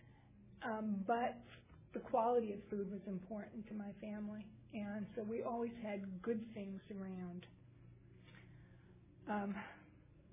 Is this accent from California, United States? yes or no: no; New York City, New York, United States; I grew up in Manhattan